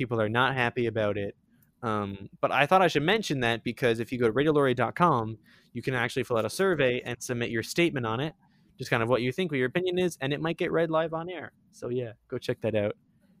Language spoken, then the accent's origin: English; Sarnia, Ontario, Canada; I hate my hometown.